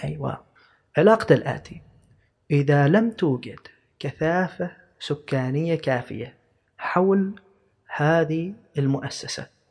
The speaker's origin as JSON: {"language": "Arabic", "country": "Oman", "said": "نحن كدولة كشعب كعمانيين"}